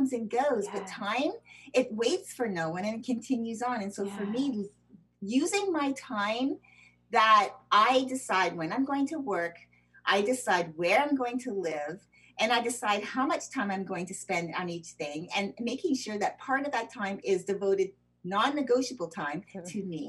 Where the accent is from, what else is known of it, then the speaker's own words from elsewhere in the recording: Canada; also born or lived in United States; I'm American citizen born, but I was also raised in Canada